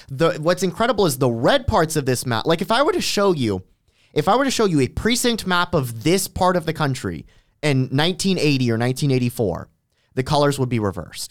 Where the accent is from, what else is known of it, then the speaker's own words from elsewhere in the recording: Miami, Florida, United States; now in Culpeper, United States; I was born in Miami-Dade County. um, lived there in the nineties.